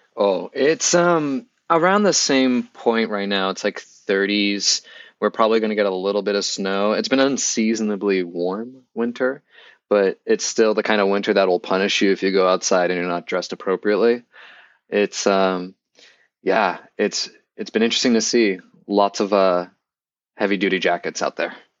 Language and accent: English; Boston, Massachusetts, United States; moved away as an adult; I grew up in Boston